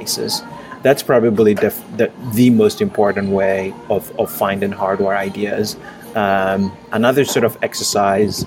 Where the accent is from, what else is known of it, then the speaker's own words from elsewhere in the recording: Ghana; moved away as an adult; now in United States; I grew up in Ghana. I moved to the U.S. for college, and I've lived here since then